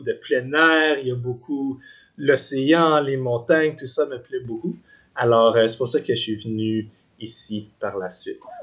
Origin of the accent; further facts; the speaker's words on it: Gatineau, Quebec, Canada; moved away as an adult; also born or lived in Vancouver; now in Victoria, Canada; Je suis originaire du Québec, la ville de Gatineau j'ai grandi là.